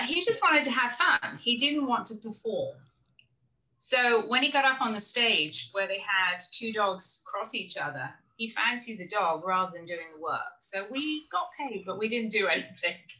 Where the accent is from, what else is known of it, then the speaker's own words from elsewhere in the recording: England, United Kingdom; also born or lived in Florida; now in South Carolina, United States; I'm from England originally